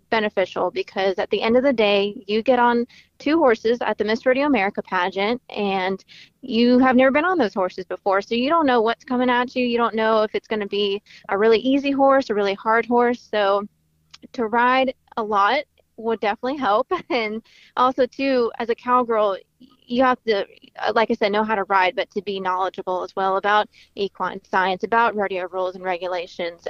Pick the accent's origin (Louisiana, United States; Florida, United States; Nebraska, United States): Florida, United States; moved away as an adult; now in The Woodlands, United States; I am actually from Florida.